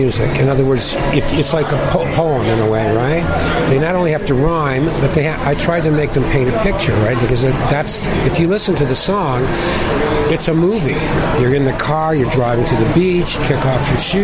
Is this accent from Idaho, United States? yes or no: no; Cleveland, Ohio, United States; now in Toronto, Canada; I'm originally from Cleveland a long time ago